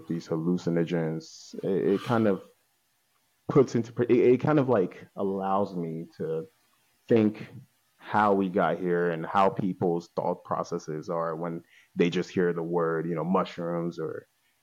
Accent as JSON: {"language": "English", "country": "Italy", "tie": "born or raised there", "also_born_or_lived": "Nigeria", "moved": "yes", "lives_now": "Baltimore, United States", "said": "I'm Nigerian, but I was born in Italy."}